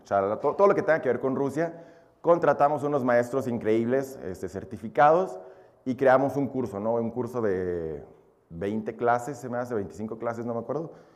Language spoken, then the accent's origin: Spanish; Mexico; also born or lived in Belarus; yo nací nada más allá, yo llegué a México a los dos años.